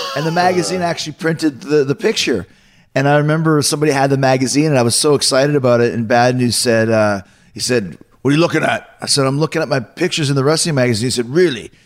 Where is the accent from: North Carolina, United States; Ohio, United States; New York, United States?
New York, United States; Long Island; all three of us here are Long Islanders.